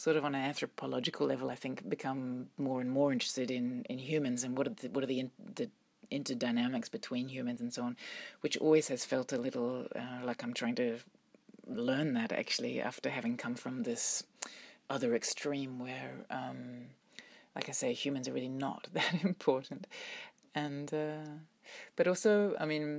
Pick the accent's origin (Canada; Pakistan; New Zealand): New Zealand; now in Brussels, Belgium; growing up in New Zealand, I think my experience anyway, was that you're very aware of the power of nature